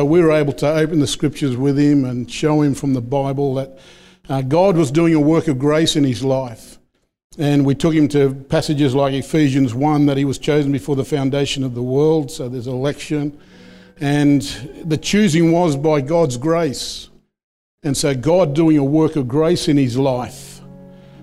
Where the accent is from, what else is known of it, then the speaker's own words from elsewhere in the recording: Peak Hill, New South Wales, Australia; also born or lived in Gilgandra; where I was born in Gilgandra, raised around Peak Hill, Dubbo area, for those who know central New South Wales